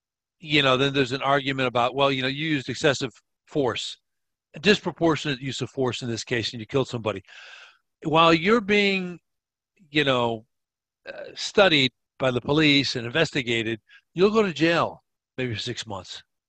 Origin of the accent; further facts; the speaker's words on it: United States; now in Peru; I don't live in the States anymore. I'm an American, but I live in Peru.